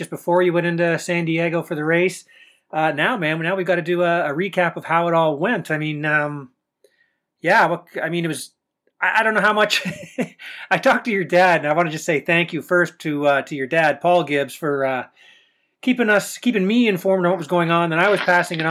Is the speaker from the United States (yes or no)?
no; Canada; as a Canadian